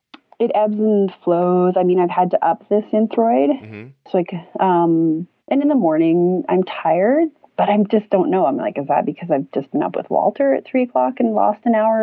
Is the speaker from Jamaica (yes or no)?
no; Peru; also born or lived in Canada / Colombia; I was born in Canada, but grew up in Peru and Colombia whole life.